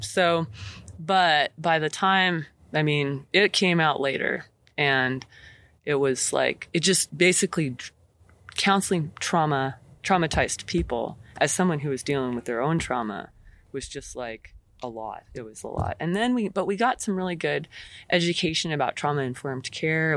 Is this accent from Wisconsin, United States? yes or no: no; McKenzie River, Oregon, United States; I grew up on the Mackenzie River